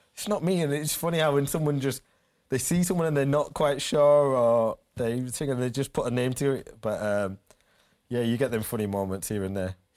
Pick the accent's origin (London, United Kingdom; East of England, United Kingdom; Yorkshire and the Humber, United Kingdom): Yorkshire and the Humber, United Kingdom; Leeds; born or raised there; moved away